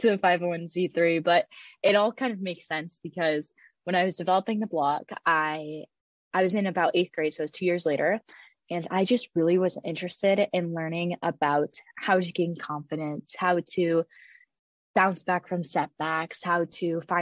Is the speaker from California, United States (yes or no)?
no; Cleveland, Ohio, United States; my hometown, Cleveland